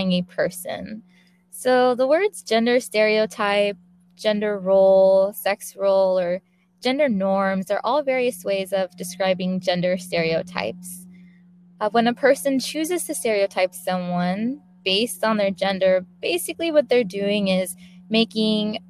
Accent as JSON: {"language": "English", "town": "San Diego", "region": "California", "country": "United States", "tie": "born or raised there", "said": "I was born and raised on the West Coast, specifically in San Diego, California."}